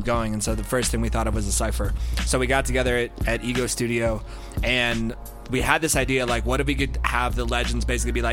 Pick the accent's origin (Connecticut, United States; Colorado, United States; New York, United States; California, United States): Colorado, United States; Denver; We're all from Denver